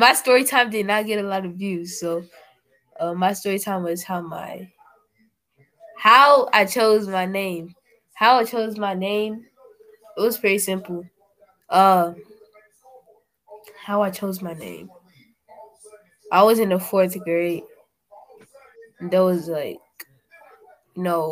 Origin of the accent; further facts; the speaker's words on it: Maryland, United States; I'm not really Nigerian. My parents are Nigerian. But I was born in Maryland